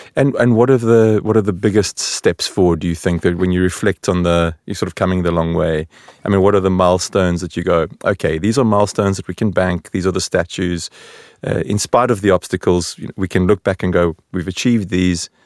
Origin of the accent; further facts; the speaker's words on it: South Africa; now in Sweden; the South African in the room